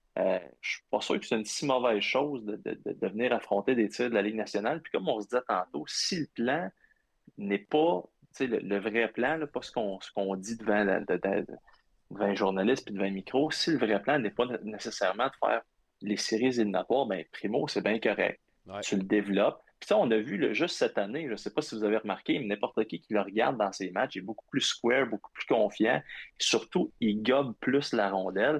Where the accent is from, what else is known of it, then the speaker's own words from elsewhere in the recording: Abitibi, Quebec, Canada; also born or lived in Ottawa; je viens de l'Abitibi